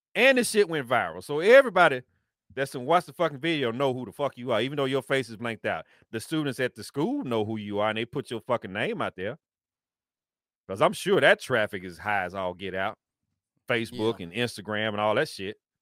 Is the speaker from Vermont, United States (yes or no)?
no; Tennessee, United States; Antioch, Tennessee, which is my home state